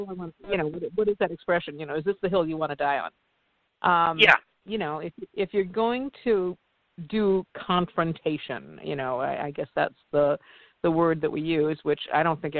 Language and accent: English; Midwest, United States; I grew up in the Midwest. I grew up at a cornfield, and we farmers